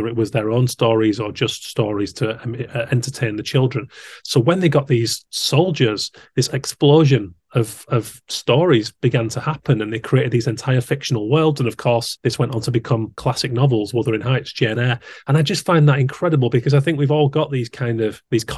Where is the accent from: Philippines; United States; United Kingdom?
United Kingdom; Haworth, Yorkshire and the Humber; I grew up around Haworth in West Yorkshire